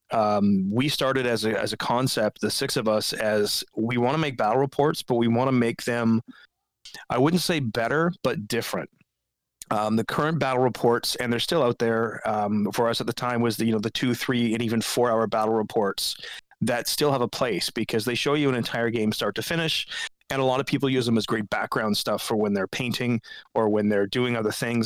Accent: West Coast, United States; I grew up on the West Coast

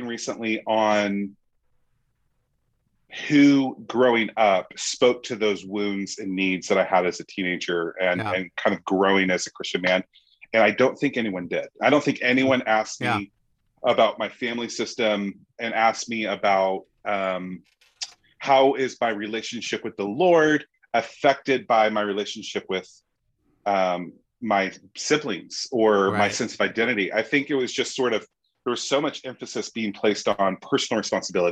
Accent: United States; I'm American.

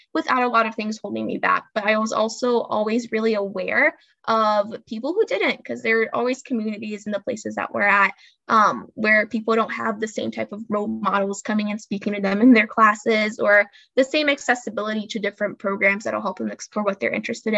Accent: Peoria, Illinois, United States; born or raised there; also born or lived in Brazil; now in Chicago, United States

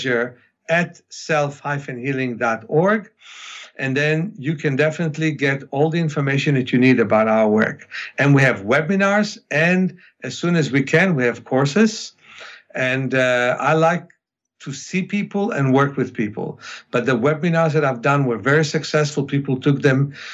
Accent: Ukraine; first language Russian; English is a second language; moved away; Russian, which is my mother tongue, even though I speak Hebrew and English better, but that's why I was born in the Ukraine

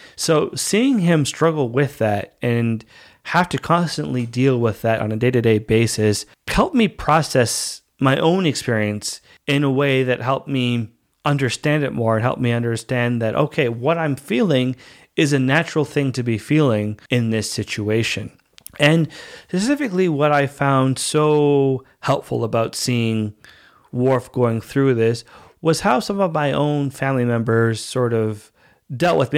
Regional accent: Canada; also born or lived in Dominican Republic; I speak the language and I grew up here. So I'm basically Canadian

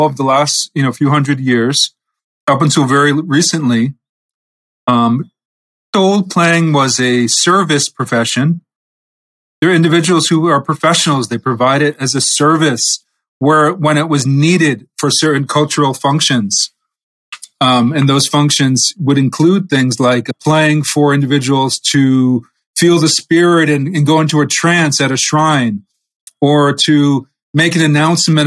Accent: New England, United States; I'm from New England, part of America

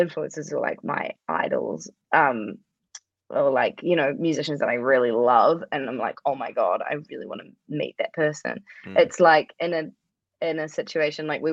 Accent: New Zealand; I'm from New Zealand

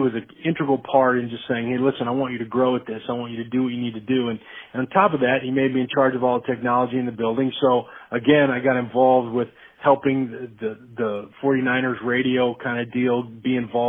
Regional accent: Idaho, United States; moved away as an adult; also born or lived in Nebraska / San Francisco; being from here, you know, I told her a lot of times that there was a time and a place that in my life I wanted to be back home.

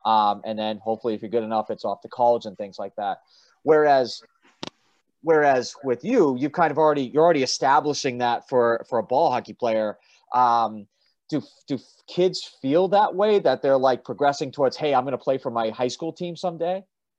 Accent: Gloucester, Massachusetts, United States; where Dan and I grew up in Gloucester, Mass

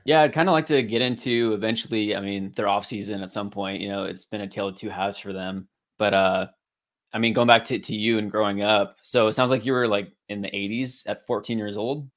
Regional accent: Ridgefield, Washington, United States; I grew up down here in Ridgefield

